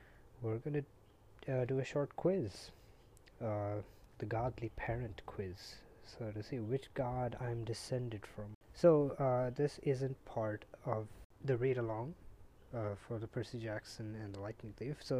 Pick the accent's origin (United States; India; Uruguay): India; I'm Indian